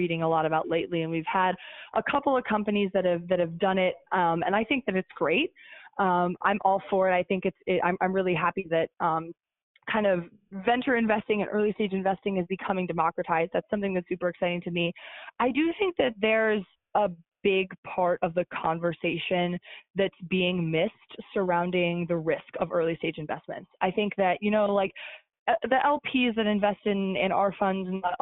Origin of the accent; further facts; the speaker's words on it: Midwest, United States; now in New York City, United States; I'm from the Midwest and have a lot of roots there